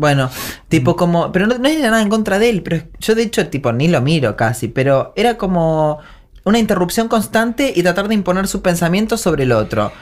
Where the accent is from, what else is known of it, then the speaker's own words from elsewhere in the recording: Argentina; volví muy feliz de volver a mi pueblo, a mi tierra querida, a mi tierra. De esta es mi tierra, mi tierra querida argentina